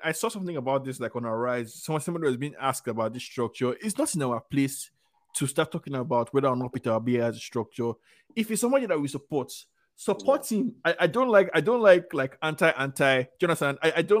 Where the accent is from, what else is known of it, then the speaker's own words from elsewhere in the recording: Nigeria; I am a Nigerian